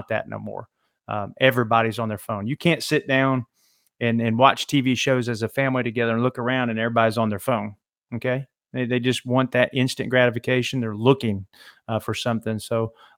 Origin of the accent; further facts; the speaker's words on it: Alabama, United States; I'm from Alabama